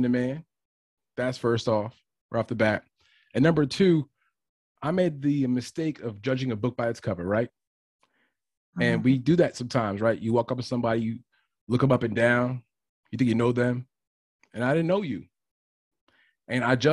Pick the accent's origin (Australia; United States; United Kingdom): United States; New York City, New York; I'm from Bed-Stuy